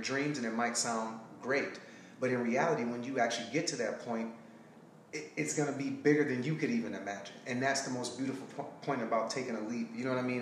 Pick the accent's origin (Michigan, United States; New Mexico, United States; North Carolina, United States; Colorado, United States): Michigan, United States; Detroit; moved away as an adult; also born or lived in Alabama / Sacramento, California; now in Los Angeles area, United States; I'm from Detroit, Michigan. I left there and I got a full track scholarship uh, to Alabama State.